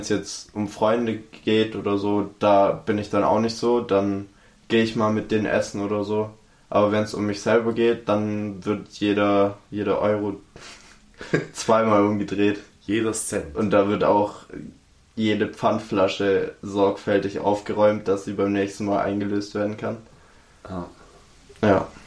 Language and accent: German; Baden-Württemberg, Germany; Ich bin Schwabe. Wir wollen Geld.